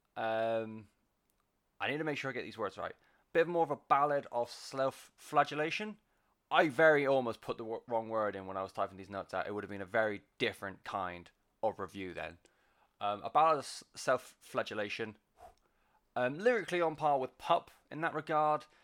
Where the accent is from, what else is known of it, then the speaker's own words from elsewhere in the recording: West Country, South West England, United Kingdom; I'm from the West Country. We don't do R's and W's very well